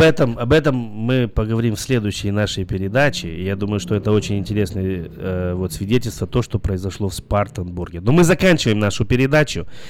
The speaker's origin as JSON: {"language": "Russian", "country": "Belarus", "moved": "yes", "said": "я сам из Беларуси"}